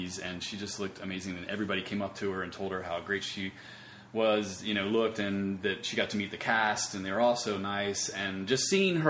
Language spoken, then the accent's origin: English; North Carolina, United States; moved away as an adult; also born or lived in Chapel Hill, North Carolina; now in Los Angeles, United States; I grew up in North Carolina